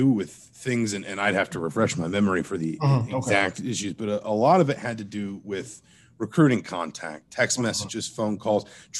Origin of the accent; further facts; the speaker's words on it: Atlanta, Georgia, United States; moved away; I grew up in Atlanta.